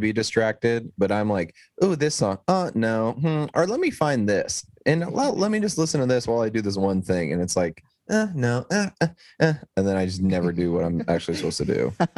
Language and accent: English; East Texas, United States; moved away; I'm from East Texas originally, so I'm just kind of from like the middle of nowhere